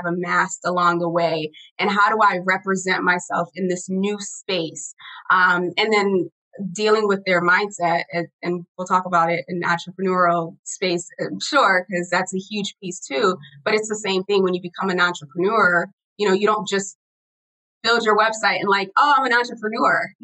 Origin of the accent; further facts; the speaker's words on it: Haiti; moved away; I'm an immigrant. I was born in Haiti.